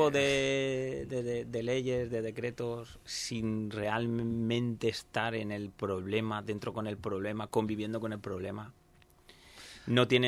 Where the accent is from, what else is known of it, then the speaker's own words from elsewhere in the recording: Villajoyosa, Valencian Community, Spain; donde soy, de venido de Villajoyosa.